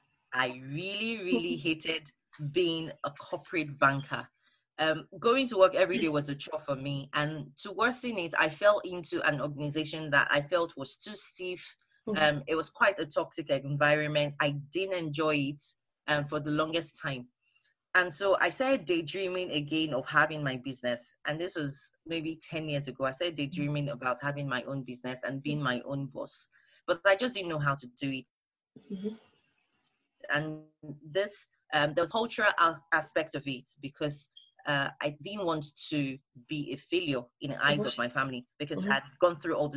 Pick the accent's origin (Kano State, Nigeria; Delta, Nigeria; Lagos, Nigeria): Lagos, Nigeria; now in United Kingdom; And then I moved to the UK from Lagos, Nigeria. And I had to reintegrate, learn new things, make new friends.